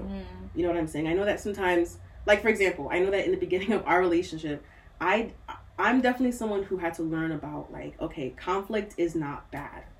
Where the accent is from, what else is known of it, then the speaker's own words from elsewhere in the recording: United States; also born or lived in Nigeria; even though I grew up here